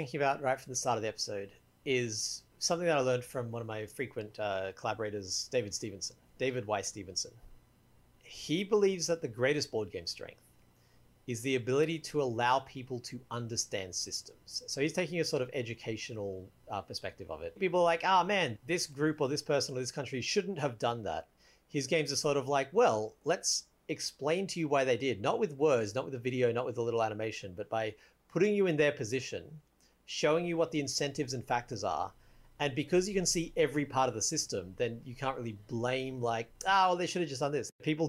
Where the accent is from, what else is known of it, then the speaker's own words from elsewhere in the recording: Australia; I'm Australian.